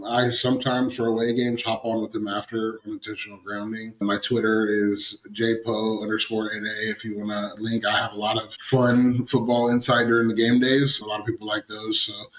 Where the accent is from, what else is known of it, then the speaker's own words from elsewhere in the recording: Astoria, Oregon, United States; I'm from Oregon and it's a rainforest out there.